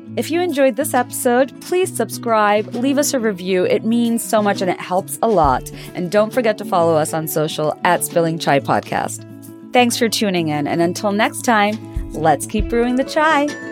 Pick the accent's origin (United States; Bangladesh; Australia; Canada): Bangladesh; I grew up in Bangladesh